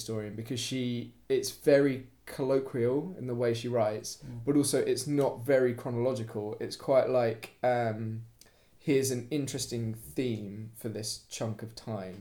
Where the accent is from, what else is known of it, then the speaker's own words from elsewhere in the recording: United Kingdom; as a British person